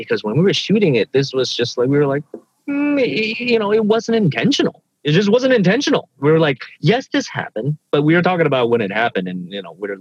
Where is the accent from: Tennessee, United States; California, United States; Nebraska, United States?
Tennessee, United States; Memphis; also born or lived in Kobe, Japan / Guangxi, China; we immigrated when I was a child to the deep south of America, which is Memphis, Tennessee. And that's where I was sort of came of age.